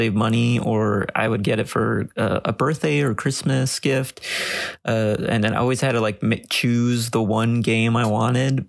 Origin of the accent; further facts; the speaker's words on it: Los Angeles, California, United States; I'm born and raised in Los Angeles.